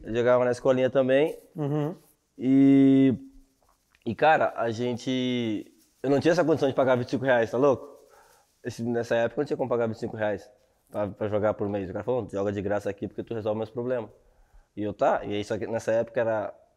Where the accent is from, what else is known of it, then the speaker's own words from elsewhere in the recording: Sapucaia do Sul, Rio Grande do Sul, Brazil; moved away as an adult; also born or lived in Esteio; eu sou de Sapucaí do Sul, né? Então, tipo assim, nasci e fiquei ali até uns 10 anos